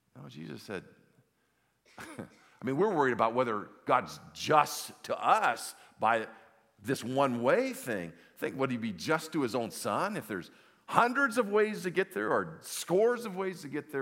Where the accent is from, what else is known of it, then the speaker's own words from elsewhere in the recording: Los Angeles, California, United States; I grew up in Southern California in the, in the valley. I'm an old valley boy, San Fernando Valley.